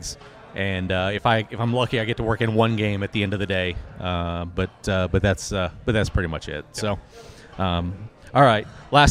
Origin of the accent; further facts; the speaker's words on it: Yukon, Oklahoma, United States; I grew up in Yukon, obviously a few miles down the road from State Fair Park